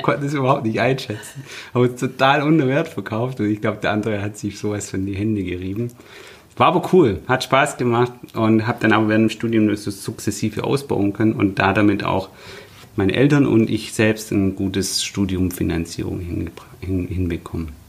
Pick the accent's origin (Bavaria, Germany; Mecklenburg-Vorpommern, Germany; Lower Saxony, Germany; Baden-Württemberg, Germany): Baden-Württemberg, Germany; Nürtingen; also born or lived in Stuttgart; ich ähm, bin tatsächlich Stuttgarter, äh, aber in der Nähe von Stuttgart geboren, mhm. in, in Nürtingen